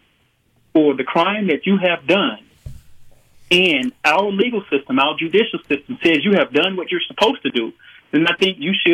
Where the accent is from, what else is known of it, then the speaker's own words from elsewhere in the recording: the Mississippi Delta, United States; I'm a country boy. I grew up in the Delta